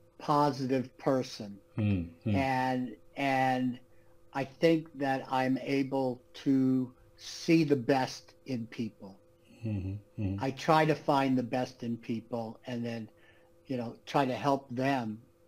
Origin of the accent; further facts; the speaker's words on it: New York, United States; born there; Like I said, I was born in New York. My father went to jail when I was 3 years old.